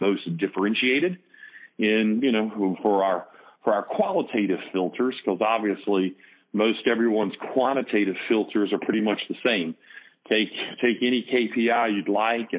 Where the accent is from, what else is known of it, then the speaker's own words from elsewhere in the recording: the South, United States; accent: Southern; as you can tell by my accent, I'm from the South, and it's not it's not South Jersey